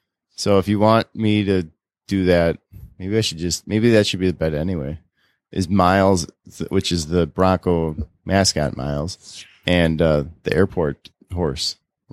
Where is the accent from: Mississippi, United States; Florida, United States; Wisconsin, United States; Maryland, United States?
Wisconsin, United States; I'm from Packer country.